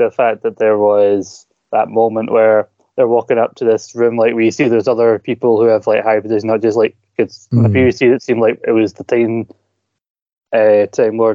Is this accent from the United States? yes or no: no; Scotland, United Kingdom; You know I'm Scottish by enunciating what I'm saying